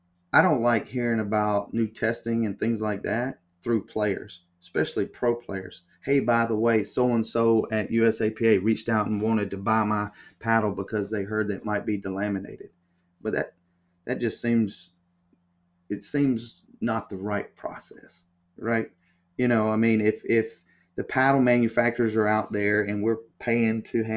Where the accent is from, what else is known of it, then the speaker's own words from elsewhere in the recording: the South, United States; And listen, I'm from the South, so I know how the good old boy network works, right?